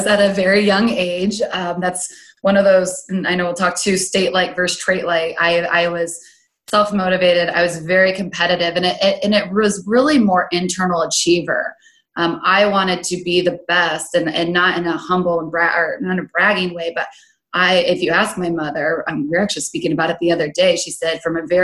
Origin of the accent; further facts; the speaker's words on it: Grand Island, Nebraska, United States; born and raised in Grand Island, Nebraska, right in the center of the state